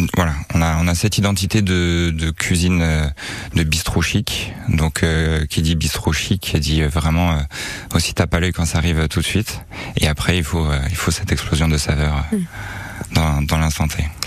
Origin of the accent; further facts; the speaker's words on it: Strasbourg, Grand Est, France; also born or lived in Seine-et-Marne; now in Nice, France; je suis natif de, Strasbourg